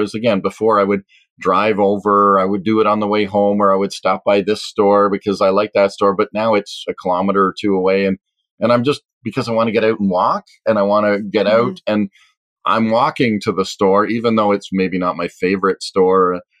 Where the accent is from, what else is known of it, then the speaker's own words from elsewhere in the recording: Canada; are we just going to all as a Canadian economy just go wild